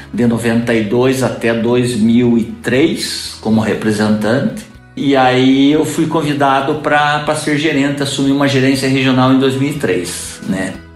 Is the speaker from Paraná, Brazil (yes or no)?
yes; Guarapuava, Paraná, Brazil; also born or lived in Curitiba; eu sou natural de Guarapuava, nasci aqui em 1962